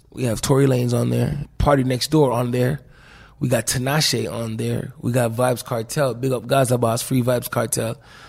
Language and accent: English; Florida, United States; Like, I grew up in Florida where we got little lakes behind our house, but not no main big ocean.